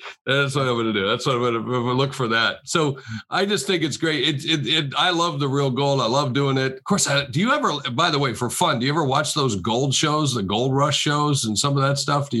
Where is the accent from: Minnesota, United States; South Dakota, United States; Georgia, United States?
South Dakota, United States; I know, because I'm from South Dakota.